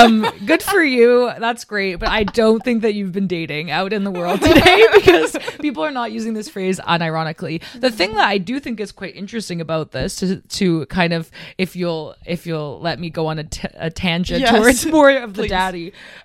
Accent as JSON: {"language": "English", "country": "Canada", "moved": "as an adult", "lives_now": "Amsterdam, Netherlands", "said": "I'm from Canada"}